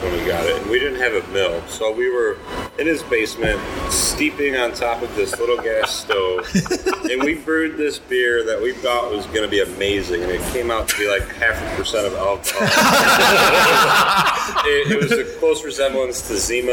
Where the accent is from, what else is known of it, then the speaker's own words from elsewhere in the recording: Caledonia, New York, United States; I grew up in Caledonia